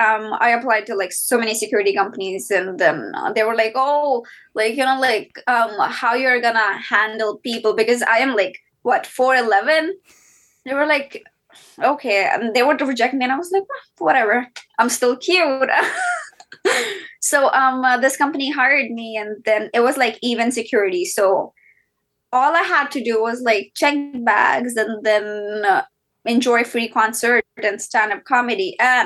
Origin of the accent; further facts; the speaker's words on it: Delhi, India; So yes, I'm Indian. I'm from South Asia, born and brought up in Delhi.